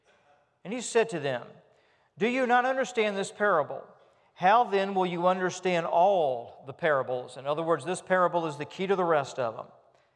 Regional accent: Richmond, United States; I remember when I was growing up in Richmond, not in a farming community, but rather in a community where we were trying to get grass to grow in our front yard

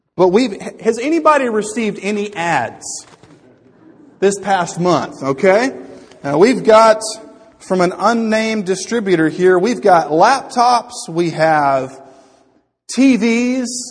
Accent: United States; I'm an American

